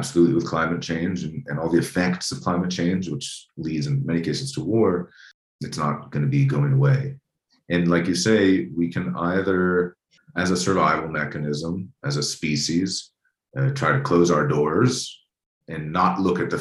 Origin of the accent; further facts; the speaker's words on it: United States; as an American